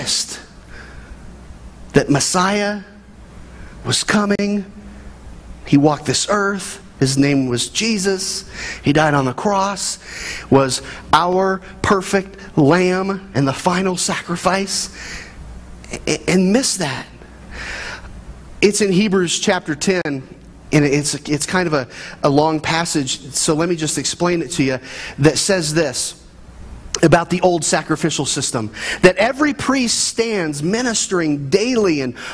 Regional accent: Midwest, United States; I grew up in the American family in the Midwest

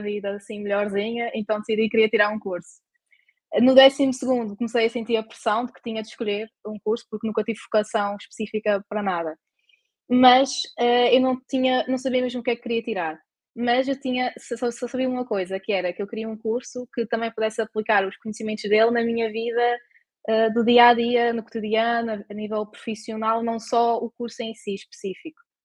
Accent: Terceira Island, Azores, Portugal; moved away as an adult; now in Porto, Portugal

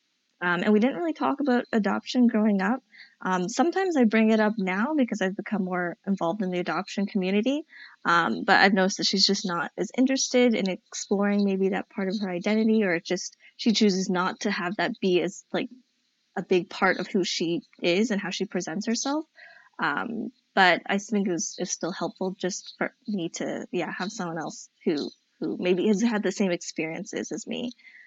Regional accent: China; born there; I just knew that meant I was born in China and that I have black hair.

